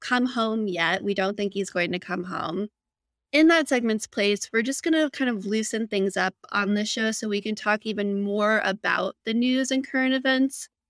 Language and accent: English; Phoenix, Arizona, United States; I grew up in Phoenix, public high school system